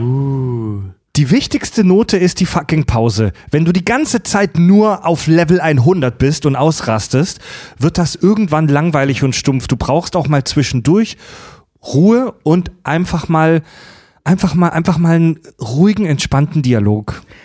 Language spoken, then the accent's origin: German; Stuttgart, Baden-Württemberg, Germany; moved away; ich komme ja aus der Ecke